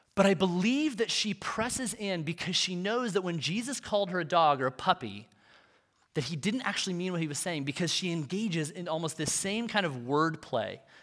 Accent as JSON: {"language": "English", "country": "United States", "said": "for us as, as Western American Christians"}